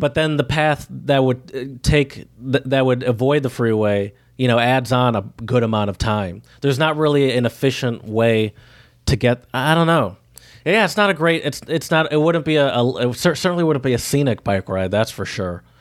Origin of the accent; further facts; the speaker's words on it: the South, United States; I'm from the South